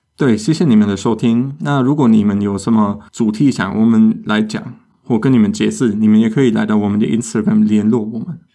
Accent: Germany; 这我们德国人也有时候搞错

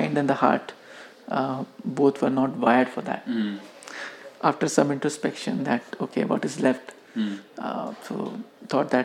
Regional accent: Kanpur, Uttar Pradesh, India; I grew up in Kanpur.

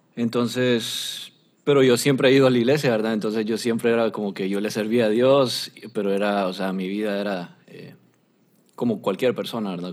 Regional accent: Honduras; yo soy de Honduras

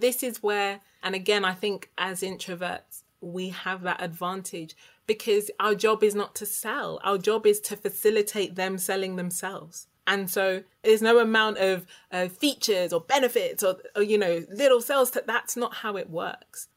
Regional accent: United Kingdom; I was born in the UK. So I'm the child of an immigrant

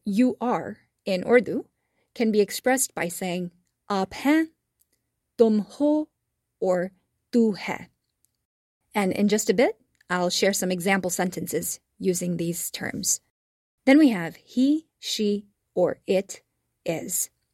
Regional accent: Texas, United States; since I grew up in Texas, I say y'all are

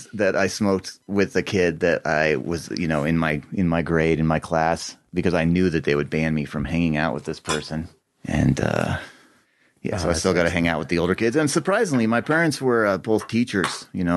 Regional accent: Boulder, Colorado, United States; also born or lived in Leadville, Colorado; I grew up in Boulder County.

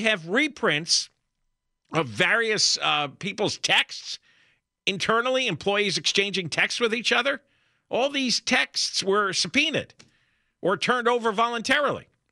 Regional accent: New Jersey, United States; I grew up in New Jersey

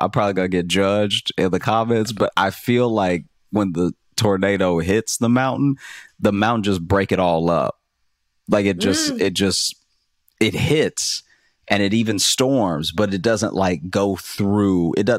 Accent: Louisiana, United States; Like, I grew up in Louisiana, so I've witnessed hurricanes just act like buildings weren't in the way.

